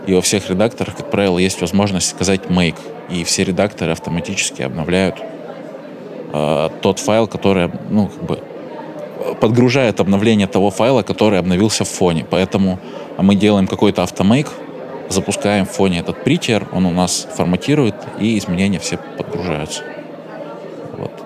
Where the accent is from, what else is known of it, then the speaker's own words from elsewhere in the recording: Chelyabinsk, Chelyabinsk Oblast, Russia; Я из Челябинска сам, там Уральские горы